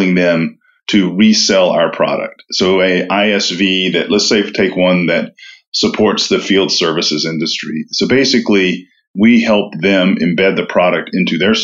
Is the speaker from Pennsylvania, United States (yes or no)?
no; Knoxville, Tennessee, United States; moved away as an adult; also born or lived in Auburn, Alabama; now in Atlanta, United States; I grew up in East Tennessee, Knoxville, Tennessee